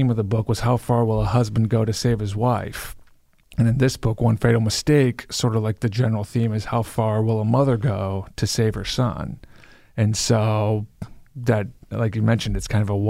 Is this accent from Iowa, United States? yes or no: yes; Iowa, United States; I'm from Iowa